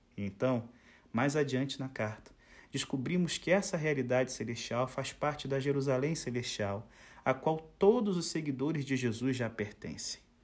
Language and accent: Portuguese; Itaboraí, Rio de Janeiro, Brazil; eu sou natural do Rio de Janeiro, mas assim, eu não sou carioca